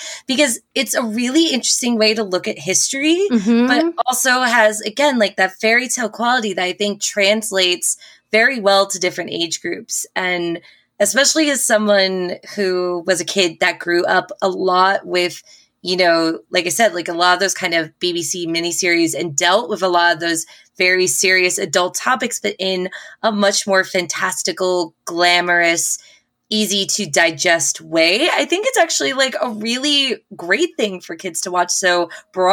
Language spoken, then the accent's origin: English; New York City, New York, United States; I'm a New Yorker